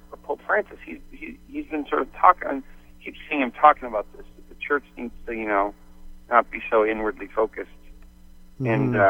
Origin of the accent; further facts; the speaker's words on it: St. John's, Newfoundland and Labrador, Canada; moved away as an adult; also born or lived in Phoenix, United States; moving from Phoenix, you know, where I grew up in St. John's and moved to Arizona when I was 20.